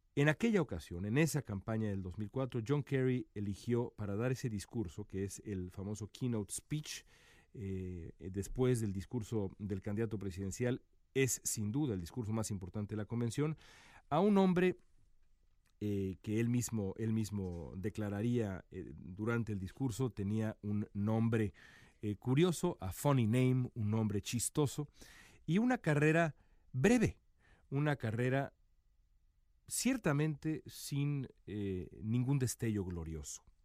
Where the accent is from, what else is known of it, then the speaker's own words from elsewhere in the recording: Mexico; como periodista mexicano acá